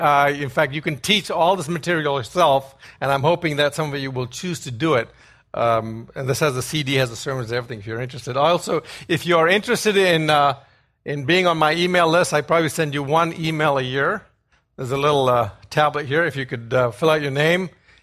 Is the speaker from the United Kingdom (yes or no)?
no; Ghana; born there; I was born in Ghana. Some of you are thinking that's a town in Texas. It's actually a country off the west coast of Africa.